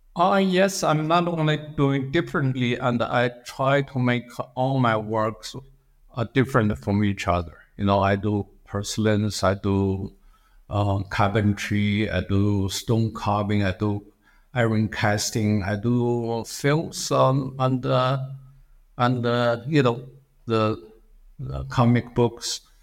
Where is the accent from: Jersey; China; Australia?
China; English is a second language; moved away as an adult; also born or lived in Philadelphia, United States / Berkeley, United States / New York City, United States; I come from China, and it's a very hard to even survive in the United States, uh, as a foreign student, uh, doesn't really speak, uh, words of English